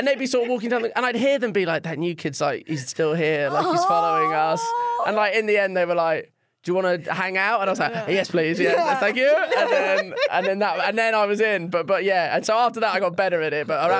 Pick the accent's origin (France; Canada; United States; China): China; also born or lived in Shanghai; I grew up in China, I moved to Shanghai